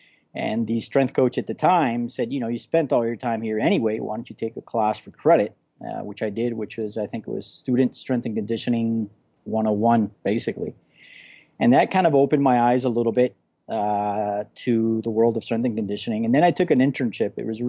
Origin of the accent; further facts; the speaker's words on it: Florida, United States; also born or lived in California; I've been a Florida guy all my life and kind of bi-coastal, really. Between here in California, but I've never experienced that kind of winter before.